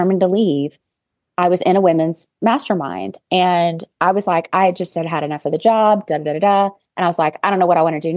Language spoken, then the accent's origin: English; Arkansas, United States; I am a business and sales coach from Arkansas. I'm sure you can hear my accent.